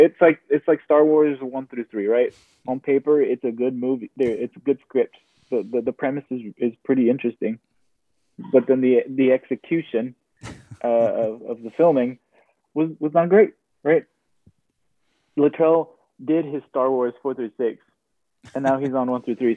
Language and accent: English; Austin, Texas, United States; growing up in Austin, there's no home team